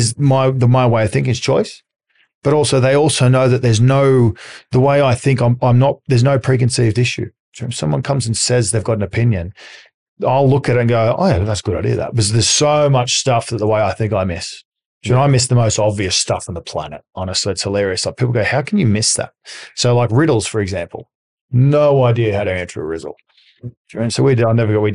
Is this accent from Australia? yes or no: yes; Australia; accent: Australian; moved away; I'm Australian, so I've got a different accent.